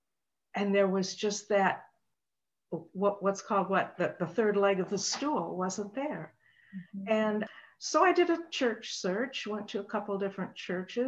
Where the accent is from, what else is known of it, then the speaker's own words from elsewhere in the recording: Grand Rapids, Michigan, United States; moved away as an adult; now in Marquette, United States; I was born and raised downstate in Grand Rapids